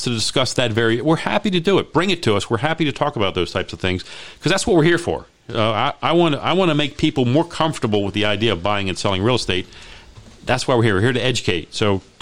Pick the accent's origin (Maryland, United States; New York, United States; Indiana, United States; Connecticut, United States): Maryland, United States; Hyattsville; I grew up there. I mean, we were the only. We were really the only white family in, in the neighborhood.